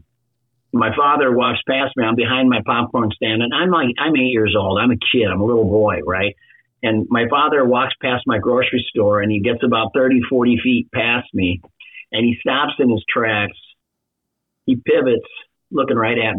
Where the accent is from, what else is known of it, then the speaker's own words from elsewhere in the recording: Minnesota, United States; I literally grew up in a small Midwestern town in Minnesota.